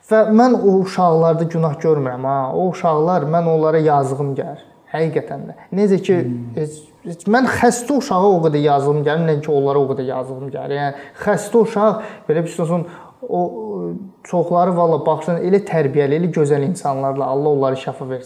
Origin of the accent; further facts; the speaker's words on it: Azerbaijan; mən Azərbaycanlıyam.